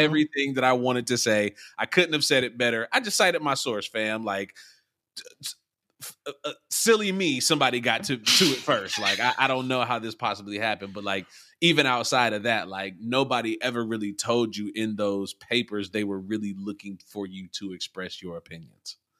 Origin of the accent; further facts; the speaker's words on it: Youngstown, Ohio, United States; also born or lived in Columbus, Ohio; my hometown, Youngstown, Ohio